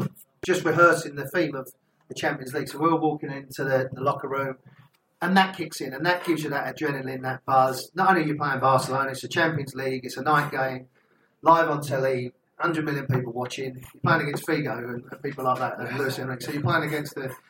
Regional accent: Wales, United Kingdom; I'm a Welshman

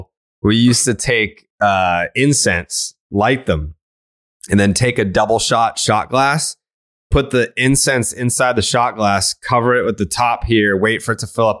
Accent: Saugus, Massachusetts, United States; We grew up in Saugus.

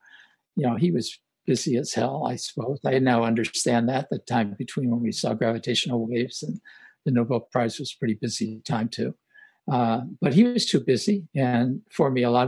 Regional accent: Los Angeles, California, United States; also born or lived in Omaha, Nebraska; I grew up in Hollywood, kind of near Hollywood, East Hollywood

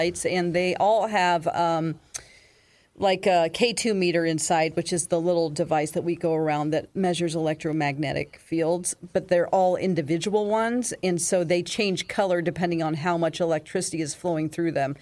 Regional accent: near Battlefield, Missouri, United States; Battlefield, Missouri. There was a big battle in the Civil War there. That's by my hometown

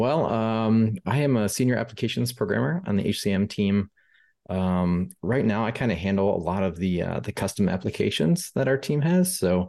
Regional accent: Rockford, Illinois, United States; so I grew up in Rockford, Illinois, so I'm a Midwest guy, but my parents were living in Glendale, Arizona for a little while.

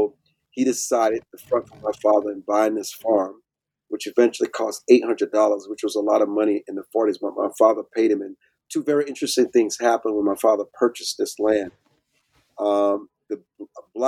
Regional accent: Deep South, United States; I grew up in the Deep South on my family's farm.

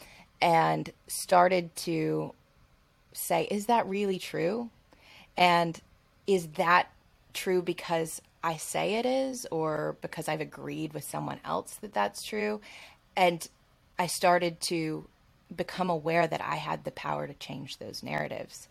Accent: Alabama, United States; I grew up in Alabama, Southern, like in the Bible Belt

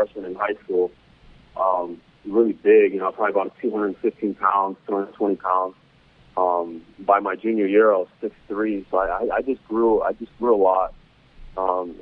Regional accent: Salt Lake City, Utah, United States; I grew up right in Salt Lake

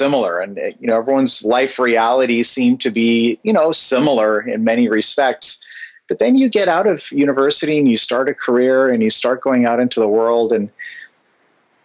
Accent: Vancouver, British Columbia, Canada; now in Bay Area, United States; I grew up in Vancouver, Canada

